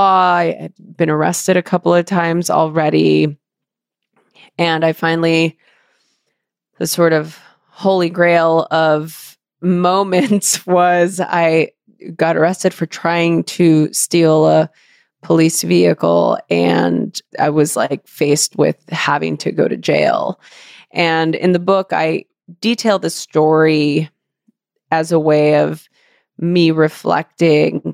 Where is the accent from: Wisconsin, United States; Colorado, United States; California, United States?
California, United States; Los Angeles; I grew up in East